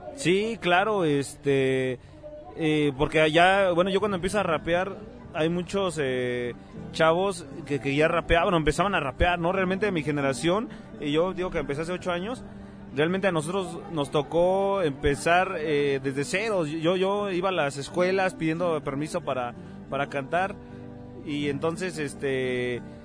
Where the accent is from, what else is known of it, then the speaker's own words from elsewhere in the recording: Mexico City, Mexico; nosotros que crecimos en barrio, en la Ciudad de México